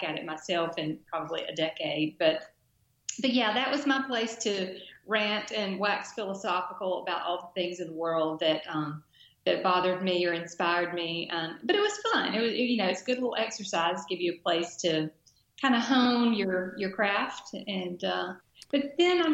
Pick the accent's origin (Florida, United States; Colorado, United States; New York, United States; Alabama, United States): Alabama, United States; Dothan; my hometown daily newspaper, great guy named Bill Perkins. The Dothan Eagle